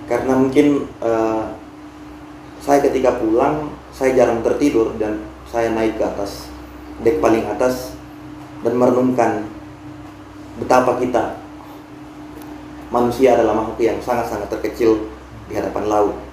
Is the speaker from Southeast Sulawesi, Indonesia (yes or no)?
yes; Bombana, Southeast Sulawesi, Indonesia; Ya jadi kampung halaman saya kan mesti melalui lautan untuk sampai ke sana atau kalau paling tidak ketika misalkan saya dari Bombana untuk menuju Makassar saya mesti melalui Teluk Bone.